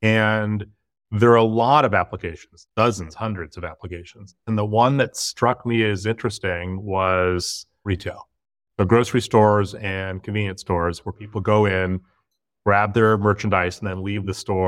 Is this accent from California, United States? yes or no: yes; Berkeley, California, United States; I was born and raised in Berkeley, California.